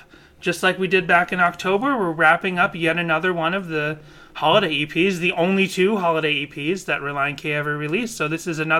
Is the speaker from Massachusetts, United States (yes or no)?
yes; Boston, Massachusetts, United States; I grew up in Boston, and I was shocked to learn that Christian Science started in Boston, and I'm from Boston